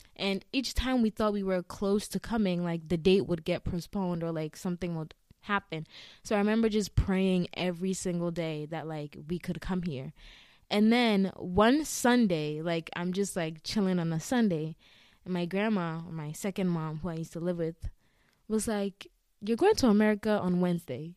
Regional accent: Eastern Region, Ghana; now in Massachusetts, United States; I'm from the eastern region of Ghana.

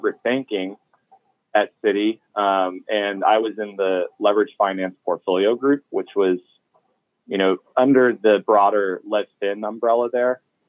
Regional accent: Washington, District of Columbia, United States; moved away as an adult; also born or lived in New York City / Austin, Texas; originally, I'm from Washington, D.C., grew up there, went to high school a couple blocks away from the United States Capitol building.

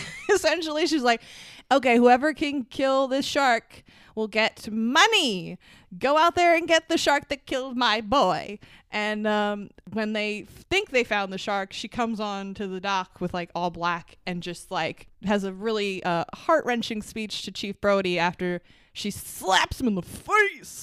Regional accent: Long Island, New York, United States; we're from Long Island

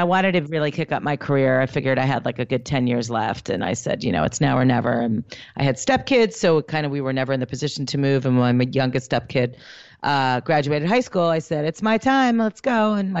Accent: New York, United States; moved away as an adult; also born or lived in Philadelphia; now in Los Angeles, United States; I'm from New York.

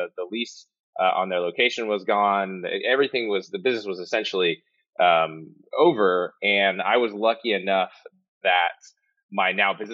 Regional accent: Modesto, California, United States; moved away as an adult; also born or lived in Oakland, California; now in San Diego, United States; So I was born in Oakland, but I grew up in Modesto, California. So Northern California is about an hour south of Sacramento

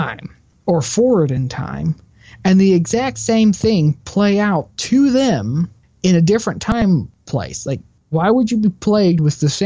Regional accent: Texas, United States; I'm from Texas

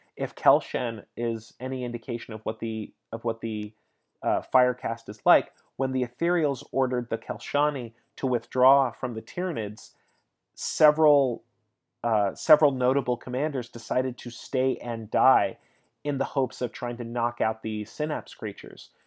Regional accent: United States; I'm American

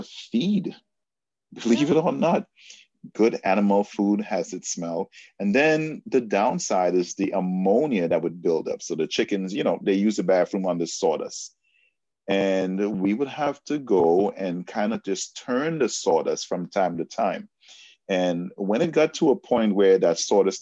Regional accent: Trinidad & Tobago; born or raised there; moved away

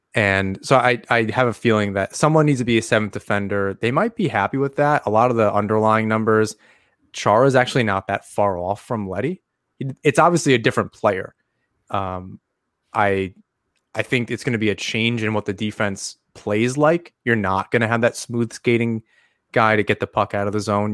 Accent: Long Island, New York, United States; now in Syracuse, United States; I'm from Long Island originally. So I, I grew up there

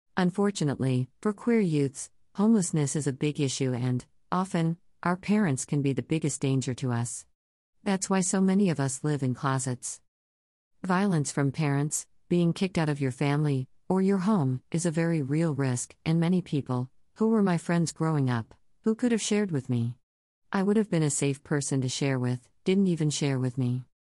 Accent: Texas, United States; I am from Texas.

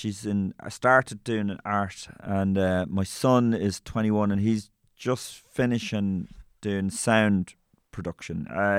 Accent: Meath, Leinster, Ireland; also born or lived in Tuam, County Galway / Kildare / Mayo; from 4, I was in Meath and then Kildare from 15 to 18 when I left home.

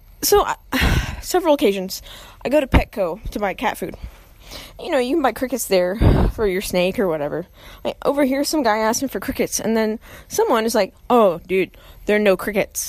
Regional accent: Austin, Texas, United States; I grew up in Austin

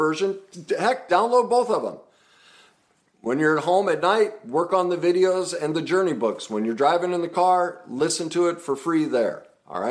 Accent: United States

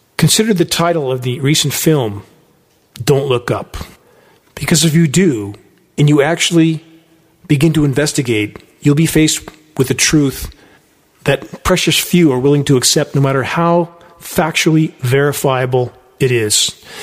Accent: San Gabriel Mountains, California, United States; now in Redding, United States; I grew up in the San Gabriel Mountains at the base of them

